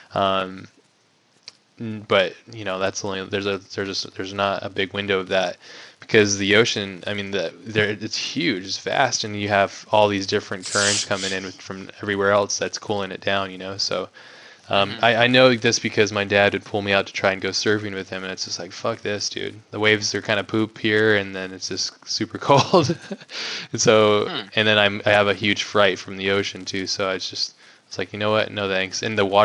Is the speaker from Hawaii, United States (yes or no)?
yes; Hawaii, United States; now in San Diego, United States; I grew up in Hawaii